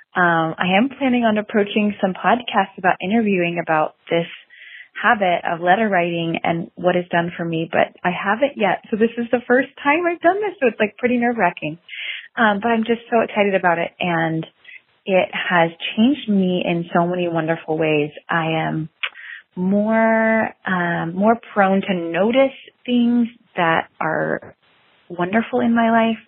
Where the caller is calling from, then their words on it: Fort Worth, Texas, United States; I'm calling you from Fort Worth, Texas